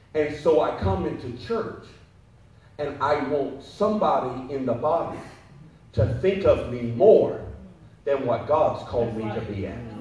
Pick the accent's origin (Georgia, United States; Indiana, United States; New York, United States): Georgia, United States; Perry; moved away; I was born in Perry, Georgia, which is like Maysville, Jacksonville